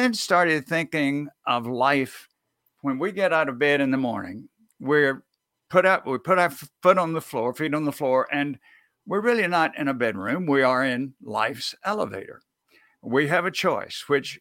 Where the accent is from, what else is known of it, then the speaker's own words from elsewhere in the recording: near New Orleans, Louisiana, United States; I grew up near New Orleans.